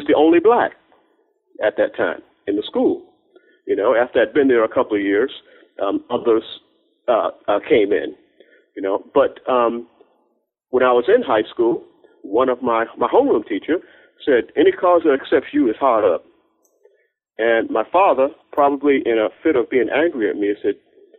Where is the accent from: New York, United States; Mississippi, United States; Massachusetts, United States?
Massachusetts, United States; Cambridge; I was raised initially in Cambridge, Massachusetts